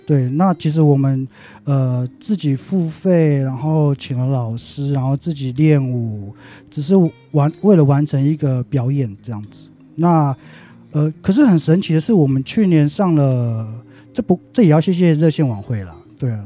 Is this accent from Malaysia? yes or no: no; Taipei, Taiwan; also born or lived in Taitung indigenous village; 因为我小时候幼稚园时段就已经离开部落，来台北生活这样